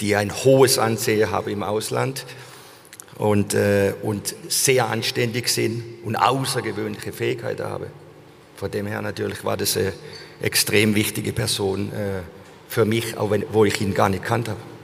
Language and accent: German; Germany; dass ich ein Deutscher bin